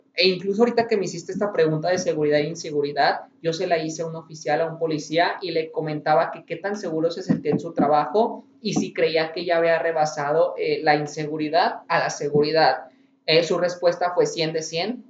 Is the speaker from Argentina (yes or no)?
no; Guanajuato, Mexico; Aquí de donde somos la ciudad de Guanajuato